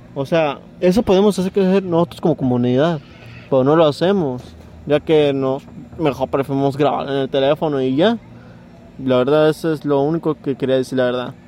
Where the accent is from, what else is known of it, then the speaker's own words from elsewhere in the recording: Mexico; nosotros como somos mexicanos